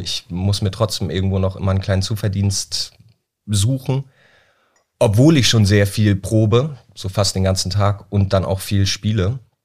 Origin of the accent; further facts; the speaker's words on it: Flensburg, Schleswig-Holstein, Germany; in Flensburg, da wo ich herkomme